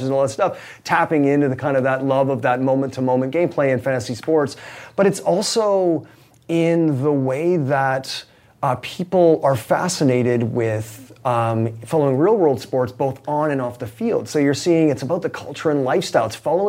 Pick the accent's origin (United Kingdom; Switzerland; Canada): Canada; I mean, I'm Canadian, so you know, hockey was a sport that I grew up loving.